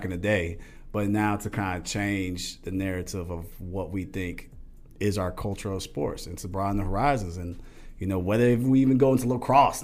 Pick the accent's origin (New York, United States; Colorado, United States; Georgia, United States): Georgia, United States; Atlanta; I grew up here in Atlanta, and football's a way of life